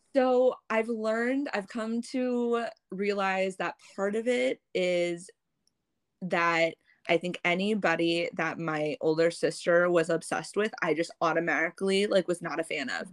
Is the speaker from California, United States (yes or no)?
no; St. Louis, Missouri, United States; also born or lived in Vietnam; I've been in America, living in St. Louis since I was six weeks old